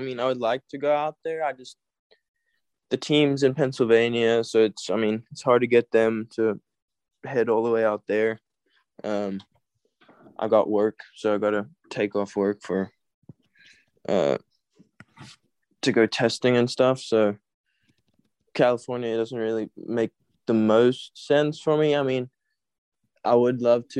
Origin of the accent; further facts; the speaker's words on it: South Africa; now in United States; I mean, more after I came here, not